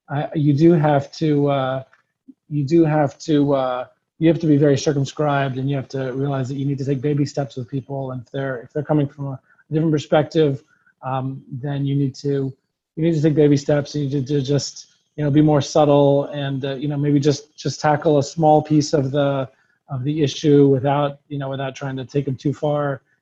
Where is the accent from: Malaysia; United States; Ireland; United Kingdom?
United States; Nashville, Tennessee; Again, I'm from Nashville, Tennessee, so in honor of that, I named the blog Dixie Yid.